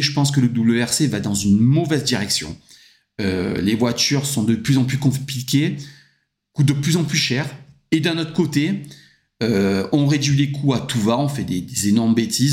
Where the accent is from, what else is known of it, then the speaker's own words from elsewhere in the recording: France; je suis français